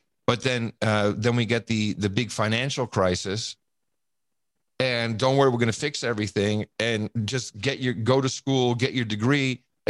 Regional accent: United States; I grew up in America. We don't talk about religion and politics because I want to hang out with you.

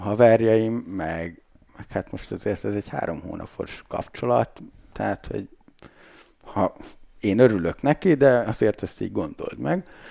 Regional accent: Lakitelek, Bács-Kiskun, Hungary; én lakitelekről származom, az egy kis falu egyébként

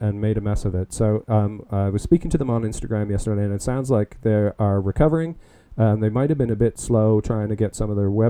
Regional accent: Stratford, Ontario, Canada; also born or lived in London, Ontario / Woodstock, Ontario; I grew up in Stratford, Ontario, and also London. Went to high school in London.

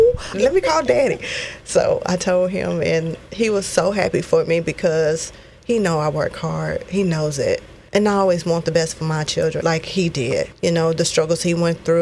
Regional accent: College Station, Texas, United States; I grew up in College Station

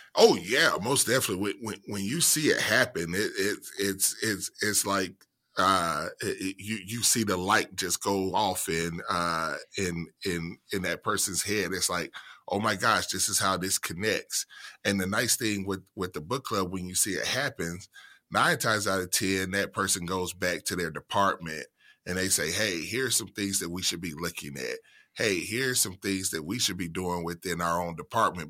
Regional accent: central Mississippi, United States; moved away as an adult; I was born and raised in central Mississippi.

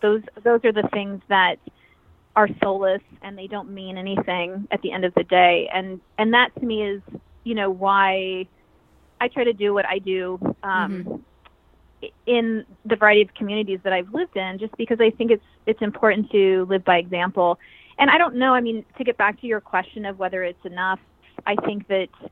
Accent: Eastern Washington, United States; I grew up in Eastern Washington, and I grew up really off the grid

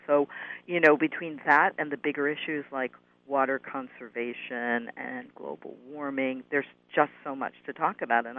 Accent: New York, United States; It's my hometown

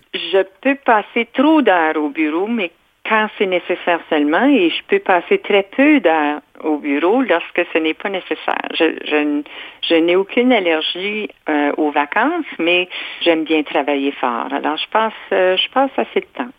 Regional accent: Ontario, Canada; je suis franco-ontarienne, je n'ai rien de québécois

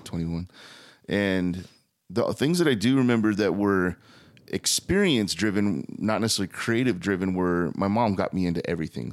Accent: Thatcher, Arizona, United States; also born or lived in Gilbert, Arizona; I was born and raised in mostly Thatcher

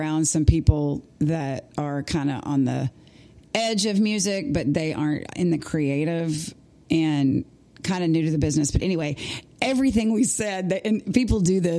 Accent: Nacogdoches, Texas, United States; now in Nashville, United States; the show was in my hometown. They were in Nacogdoches, Texas

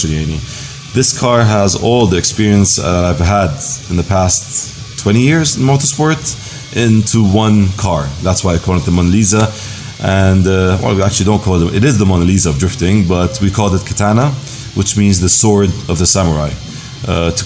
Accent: Jordan; also born or lived in Cyprus; now in Dubai, United Arab Emirates; I feel like I'm part of Jordan because I grew up there

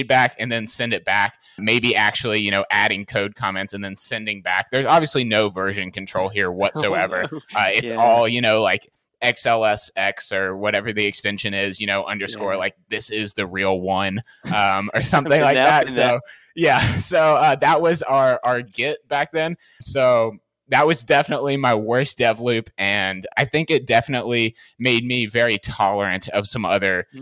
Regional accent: Nashville, Tennessee, United States; I'm originally from Nashville, Tennessee in the US

